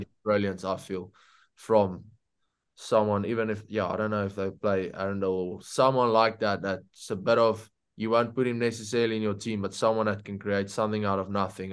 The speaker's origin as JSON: {"language": "English", "country": "South Africa", "said": "being a South African"}